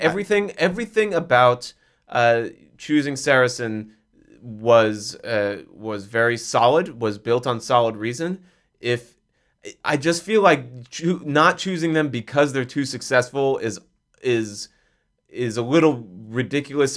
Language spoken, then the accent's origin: English; Kansas City, United States; I'm from Kansas City